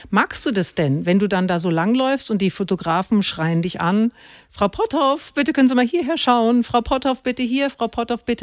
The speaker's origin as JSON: {"language": "German", "region": "Bavaria", "country": "Germany", "said": "Ich komme aus Franken, ich kann das mit dem, mit dem Oberbayerischen gar nicht so gut."}